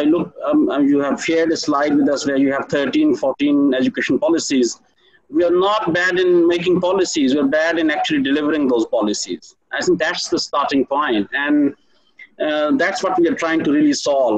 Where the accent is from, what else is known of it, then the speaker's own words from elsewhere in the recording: Pakistan; as Pakistani citizens